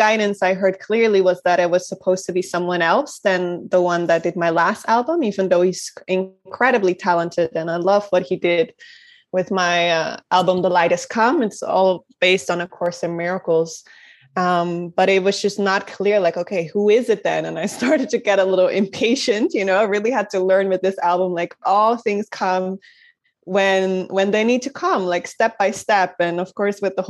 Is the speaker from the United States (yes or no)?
no; Netherlands; also born or lived in Rotterdam; I'm from Holland. I live in Rotterdam